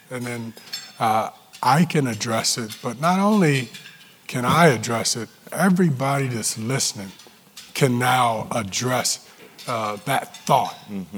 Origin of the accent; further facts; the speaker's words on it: Newport News, Virginia, United States; moved away; We're both from Newport News